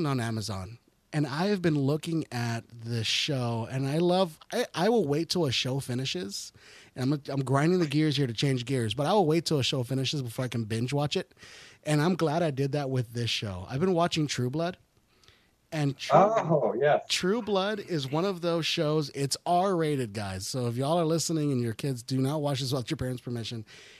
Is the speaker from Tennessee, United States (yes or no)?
no; Texas, United States; We're from Texas, so we're Southern as well.